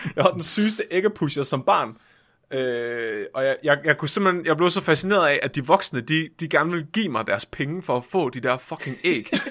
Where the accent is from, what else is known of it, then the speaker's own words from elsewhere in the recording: Tåsinge, Southern Denmark, Denmark; min barndom på Tåsinge.